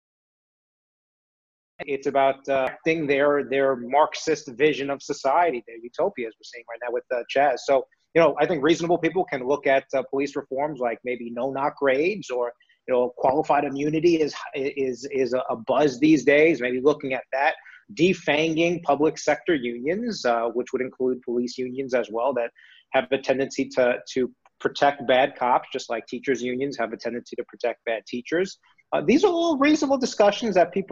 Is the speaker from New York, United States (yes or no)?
yes; New York City, New York, United States; moved away; I grew up in New York City